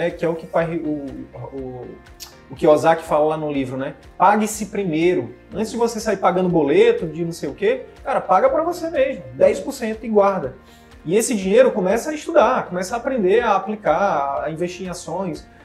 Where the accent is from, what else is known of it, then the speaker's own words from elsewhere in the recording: Piauí, Brazil; moved away as an adult; now in Manaus, Brazil; Eu, eu vim do Piauí para Manaus fazer faculdade.